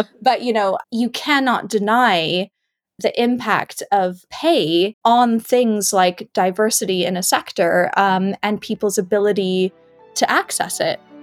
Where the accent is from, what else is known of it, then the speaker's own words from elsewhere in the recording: Canada; now in Perth, United Kingdom; I'm originally from Canada